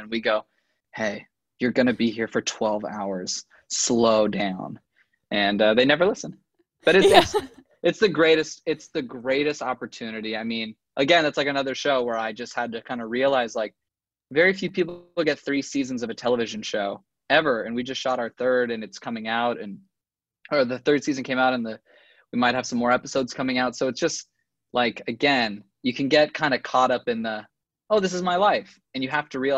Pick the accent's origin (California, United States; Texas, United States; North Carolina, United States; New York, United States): California, United States; Los Angeles; I'm from